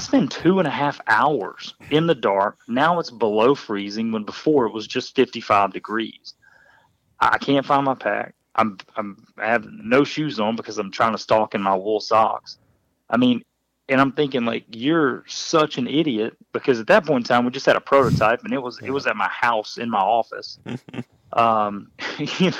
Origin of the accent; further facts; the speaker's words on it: Midwest, United States; I grew up in the Midwest